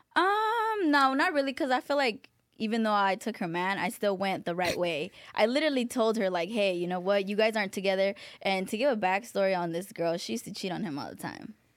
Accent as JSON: {"language": "English", "town": "Palmdale", "region": "California", "country": "United States", "tie": "born or raised there", "also_born_or_lived": "Van Nuys, Los Angeles", "said": "we're from Van Nuys. We moved from Van Nuys to Palmdale"}